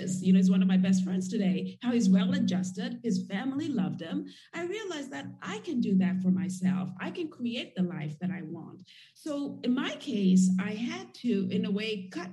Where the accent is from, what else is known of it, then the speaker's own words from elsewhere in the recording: Nairobi, Kenya; moved away as an adult; also born or lived in United States; I grew up in Kenya and in Nairobi, as I mentioned earlier, and it's not a very open society